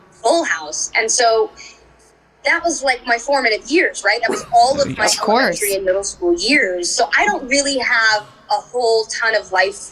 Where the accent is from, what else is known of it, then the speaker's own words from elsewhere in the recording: Orange County, California, United States; I grew up in Orange County